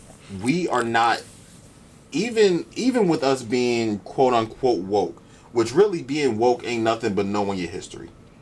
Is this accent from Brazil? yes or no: no; United States; we are over here living America's version of what black people are.